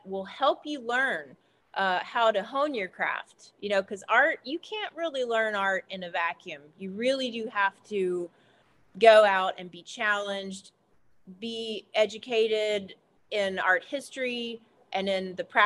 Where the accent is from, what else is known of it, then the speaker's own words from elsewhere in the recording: Appalachia, United States; moved away as an adult; growing up here